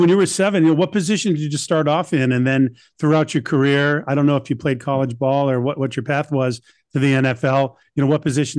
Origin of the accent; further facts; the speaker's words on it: Boston, Massachusetts, United States; I'm from Boston.